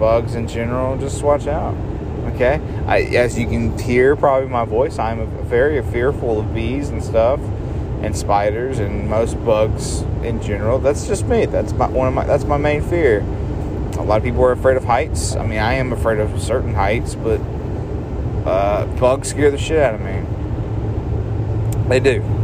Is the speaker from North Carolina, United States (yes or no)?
yes; North Carolina, United States; we're from North Carolina